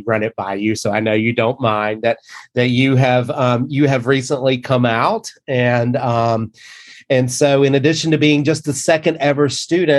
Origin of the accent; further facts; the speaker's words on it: the South, United States; moved away; growing up in the South